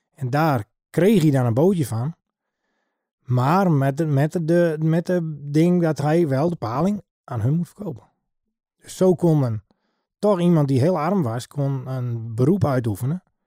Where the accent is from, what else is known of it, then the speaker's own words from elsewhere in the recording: Heeg, Friesland, Netherlands; ik ben geboren en getogen in Heeg